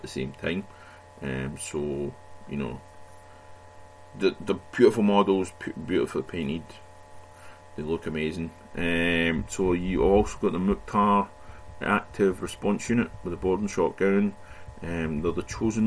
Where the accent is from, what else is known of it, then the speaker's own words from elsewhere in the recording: Scotland, United Kingdom; being Scottish